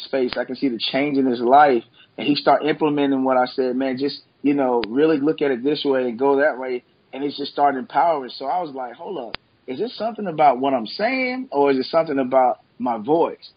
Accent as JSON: {"language": "English", "town": "Memphis", "region": "Tennessee", "country": "United States", "tie": "born or raised there", "said": "I was born and raised here in Memphis, Tennessee."}